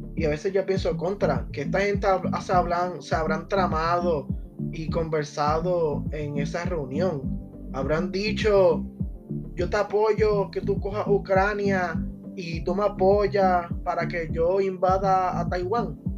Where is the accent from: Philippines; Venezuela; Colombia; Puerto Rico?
Puerto Rico; nosotros como puertorriqueños